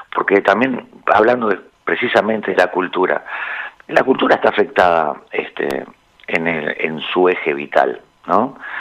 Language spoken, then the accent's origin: Spanish; Montevideo, Uruguay